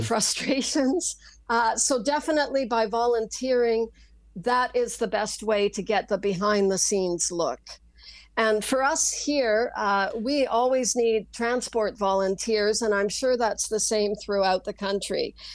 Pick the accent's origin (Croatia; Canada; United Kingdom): Canada; Saskatchewan; I grew up in Saskatchewan